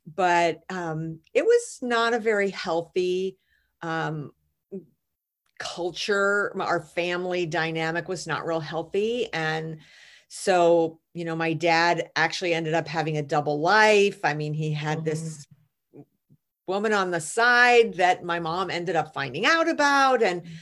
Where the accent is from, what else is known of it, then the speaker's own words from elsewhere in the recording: United States; I'm an American